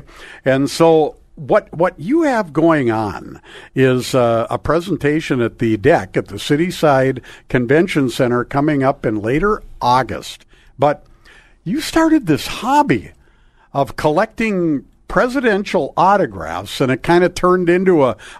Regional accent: Crookston, Minnesota, United States; Crookston. Yeah. My hometown.

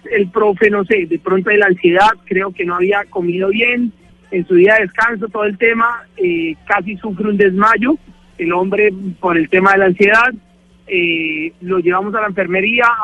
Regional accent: Cúcuta, Norte de Santander, Colombia; ese señor nos representó a nosotros como colombianos, como cucuteños

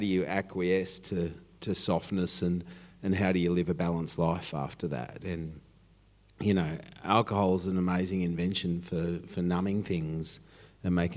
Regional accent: Cronulla, New South Wales, Australia; I'm from Cronulla

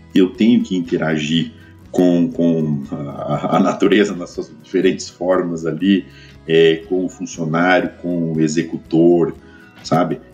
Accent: Ribeirão Preto, São Paulo, Brazil; eu sou de Ribeirão Preto, tá? do interior de São Paulo

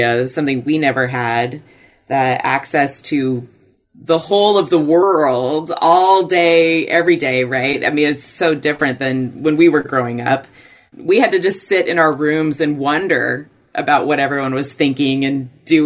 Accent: Puyallup, Washington, United States; also born or lived in Los Angeles, California; I grew up in Puyallup, Washington

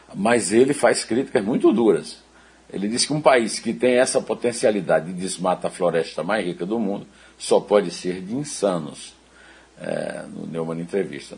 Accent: Campina Grande, Paraíba, Brazil; also born or lived in Rio de Janeiro; now in São Paulo, Brazil; eu era adolescente em Campina Grande

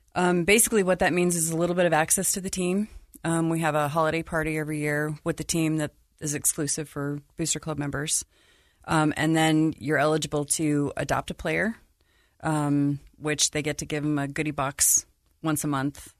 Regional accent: Salt Lake City, Utah, United States; moved away as an adult; also born or lived in Denver / Florida / Chicago area; I grew up in Salt Lake.

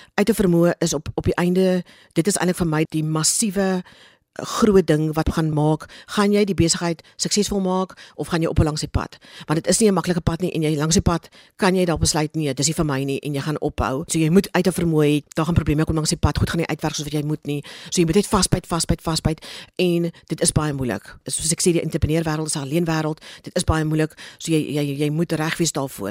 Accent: Cape Town, Western Cape, South Africa; ek het in Kaapstad groot geword

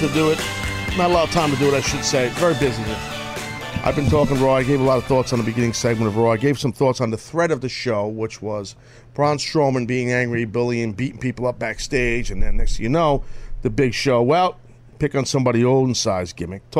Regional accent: New York, United States; I'm from New York longer than you because I'm older.

